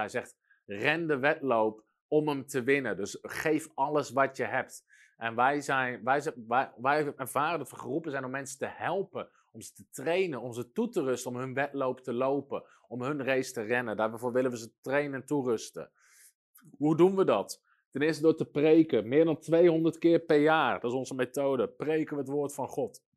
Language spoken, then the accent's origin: Dutch; Netherlands